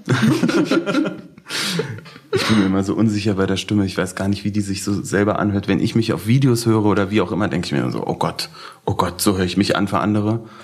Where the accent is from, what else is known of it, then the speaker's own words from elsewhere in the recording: Berlin, Germany; ich komme aus Berlin-Schöneberg